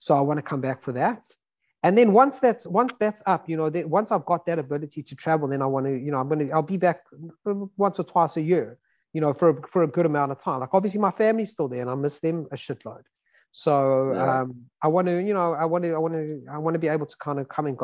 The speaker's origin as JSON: {"language": "English", "country": "South Africa", "moved": "yes", "lives_now": "United States", "said": "I'm from South Africa"}